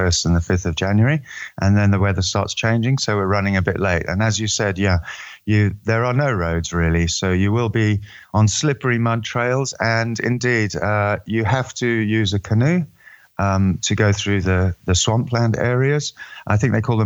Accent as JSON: {"language": "English", "country": "Eswatini", "said": "I'm from Swaziland in Southern Africa, otherwise known as Eswatini"}